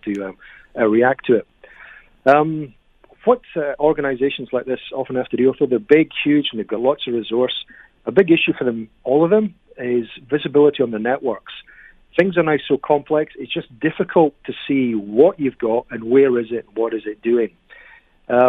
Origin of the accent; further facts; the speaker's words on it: United Kingdom; now in Canada; I'm originally from Britain.